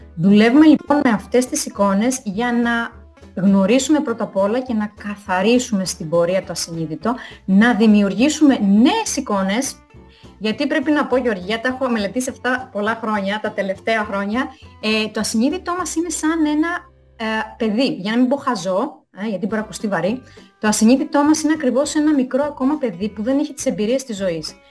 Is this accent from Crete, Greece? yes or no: yes; Crete, Greece; moved away as an adult; now in Italy; κατάγομαι από Κρήτη